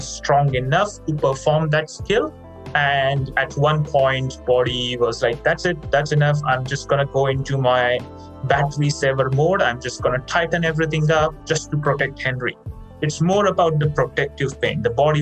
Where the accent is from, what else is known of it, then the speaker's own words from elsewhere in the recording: India; now in Australia; I grew up in India